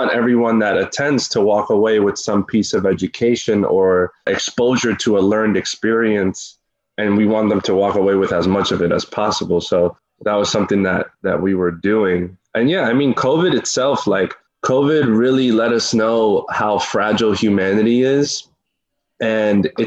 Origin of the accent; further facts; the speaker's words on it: Westchester, New York, United States; also born or lived in Peekskill / Peru; now in Harlem, New York, United States; I'm Peruvian. 27 years old, from New York, from here, but I grew up more in the Westchester area, like Mount Vernon, Yonkers, White Plains.